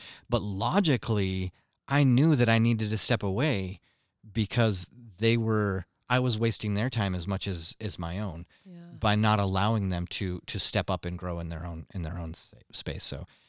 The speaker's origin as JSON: {"language": "English", "country": "Mexico", "tie": "born or raised there", "moved": "yes", "said": "growing up in Mexico"}